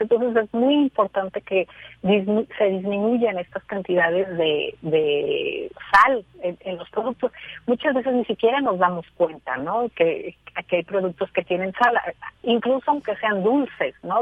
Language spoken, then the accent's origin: Spanish; Mexico